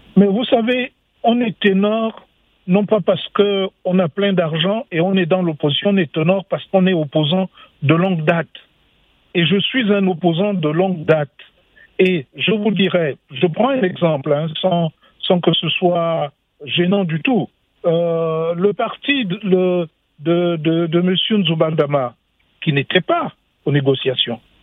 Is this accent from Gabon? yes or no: yes; Gabon; je suis gabonais, j'ai été faire des études payées par le Gabon pour que je travaille pour mon pays